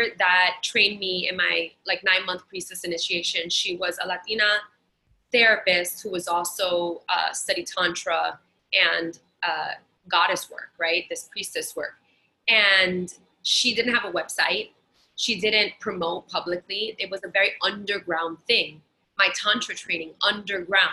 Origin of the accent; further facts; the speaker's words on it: New York City, New York, United States; me in Brooklyn and Queens